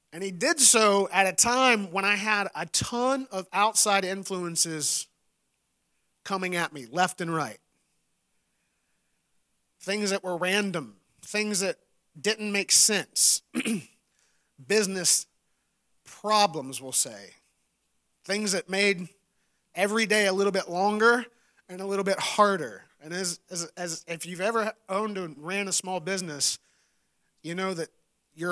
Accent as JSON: {"language": "English", "region": "West Virginia", "country": "United States", "tie": "born or raised there", "said": "I grew up in West Virginia"}